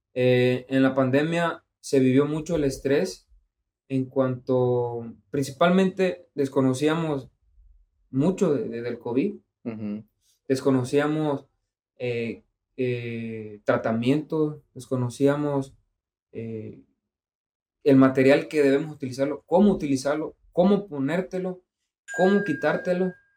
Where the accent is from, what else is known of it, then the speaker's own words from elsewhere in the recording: Mexico; así somos los mexicanos